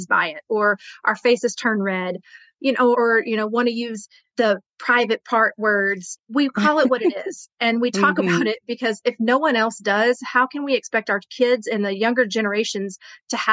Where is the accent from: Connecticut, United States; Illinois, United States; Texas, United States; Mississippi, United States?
Texas, United States; here in the South, because I'm from Texas